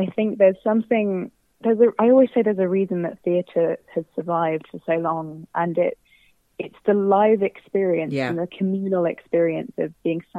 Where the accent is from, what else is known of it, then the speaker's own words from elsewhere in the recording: Southampton, South East England, United Kingdom; moved away; I'm originally from Southampton